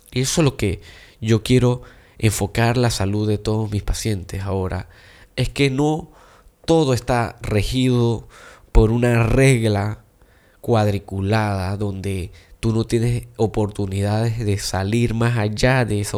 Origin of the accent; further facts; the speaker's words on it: China; Y yo siendo chino, increíblemente me encanta comer tamal.